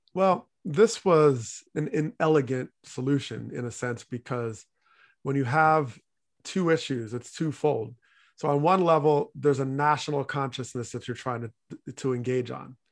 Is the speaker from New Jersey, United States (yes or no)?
yes; New Jersey, United States; moved away; also born or lived in Hartford, Connecticut; growing up in New Jersey